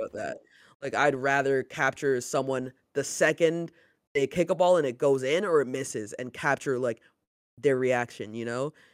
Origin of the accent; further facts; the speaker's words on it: Canada; growing up in Canada, North America, basketball was always there